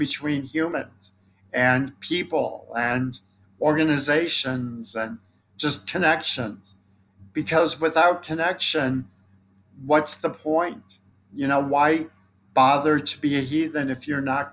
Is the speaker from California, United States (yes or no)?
no; Chicago, Illinois, United States; I'm from Chicago